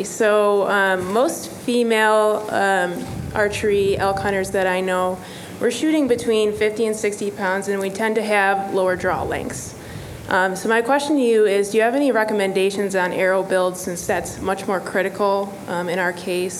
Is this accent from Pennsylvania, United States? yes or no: no; Utah, United States; my home state of Utah.